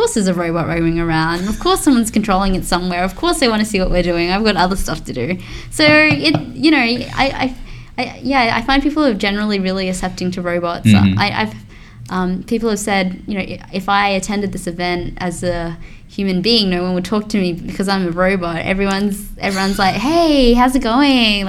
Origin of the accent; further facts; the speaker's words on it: Australia; we're Australian here